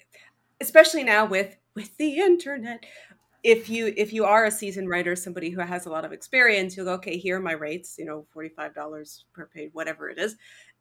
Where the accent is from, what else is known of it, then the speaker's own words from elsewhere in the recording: Canada; I'm from Canada. We die from exposure here.